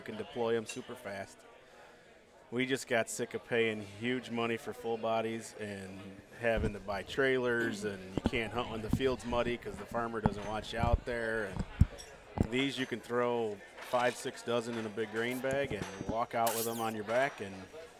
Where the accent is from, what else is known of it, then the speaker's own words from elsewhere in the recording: Illinois, United States; I'm sorry that I'm from Illinois.